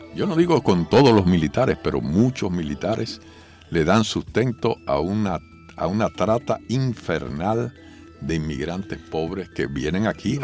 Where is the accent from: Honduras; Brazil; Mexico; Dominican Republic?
Dominican Republic; los dominicanos tenemos derecho a seguir siendo dominicanos